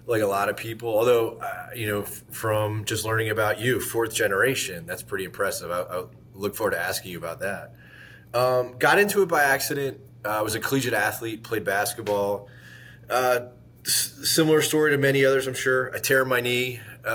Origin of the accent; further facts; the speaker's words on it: Northeast, United States; moved away as an adult; also born or lived in South Beach, Miami, Florida; now in Tampa, United States; I was from the Northeast